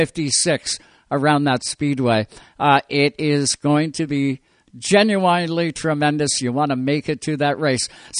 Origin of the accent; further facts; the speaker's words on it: Owen Sound, Ontario, Canada; right here in my hometown, Owen Sound, Ontario.